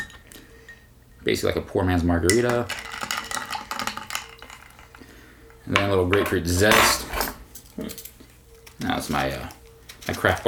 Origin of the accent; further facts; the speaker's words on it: Oceanside, California, United States; I was very fortunate to be born at the Naval Weapons Station Hospital and then grew up in his household